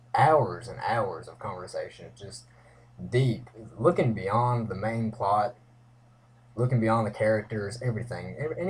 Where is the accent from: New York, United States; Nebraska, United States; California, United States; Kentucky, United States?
Kentucky, United States; Breckinridge County; I'm also from Breckinridge County, Kentucky.